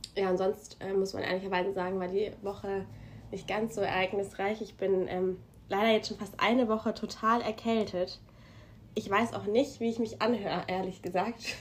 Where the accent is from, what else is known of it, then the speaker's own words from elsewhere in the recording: Germany; now in United States; bei uns in Deutschland